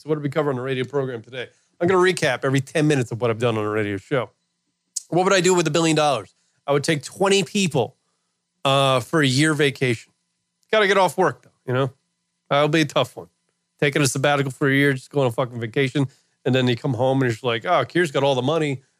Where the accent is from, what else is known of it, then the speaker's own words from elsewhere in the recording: New York, United States; moved away; I lived in New York as a kid in my hometown.